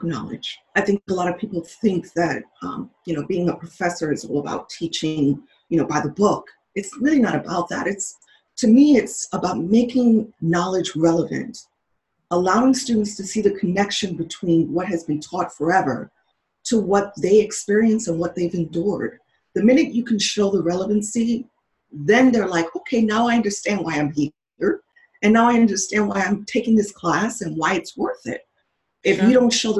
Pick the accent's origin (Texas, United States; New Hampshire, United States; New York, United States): New York, United States; I'm a New Yorker